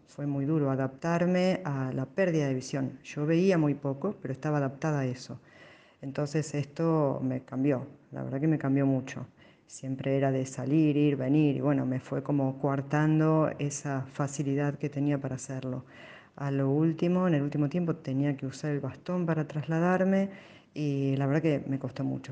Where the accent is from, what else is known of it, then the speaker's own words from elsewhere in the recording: Buenos Aires, Argentina; nací en Capital Federal